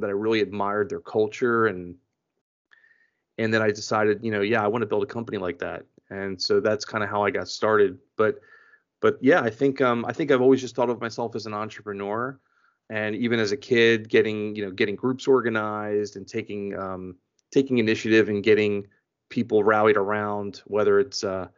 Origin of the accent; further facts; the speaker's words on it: Philadelphia, Pennsylvania, United States; moved away as an adult; also born or lived in Florida; I am originally from Philadelphia. Born and raised in Philadelphia, spent most of my life there